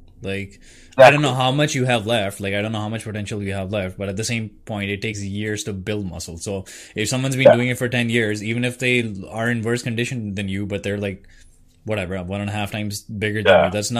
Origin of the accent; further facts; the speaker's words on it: India; We can't waste food because I'm Indian.